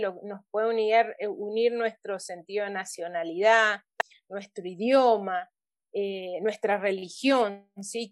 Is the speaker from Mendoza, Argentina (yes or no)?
yes; Mendoza, Argentina; also born or lived in Papua New Guinea